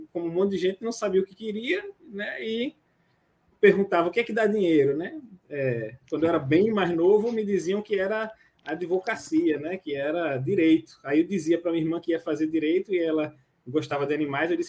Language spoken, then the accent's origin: Portuguese; Rio de Janeiro, Brazil; now in Sergipe, Brazil; apegado às minhas raízes aqui em Sergipe, apesar de não ser sergipano. Sou carioca, mas sou.